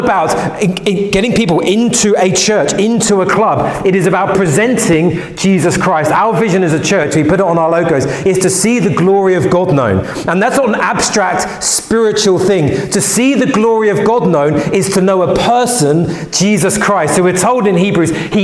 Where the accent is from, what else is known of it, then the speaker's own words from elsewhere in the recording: London, United Kingdom; I grew up in West London, and I grew up going to church